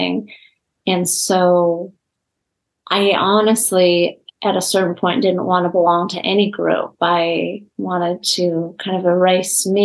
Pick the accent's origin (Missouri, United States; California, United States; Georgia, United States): California, United States; Los Angeles; even after we moved from Los Angeles to the West Side